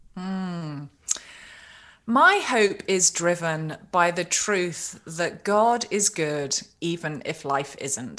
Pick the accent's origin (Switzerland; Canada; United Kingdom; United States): United Kingdom; I'm a Brit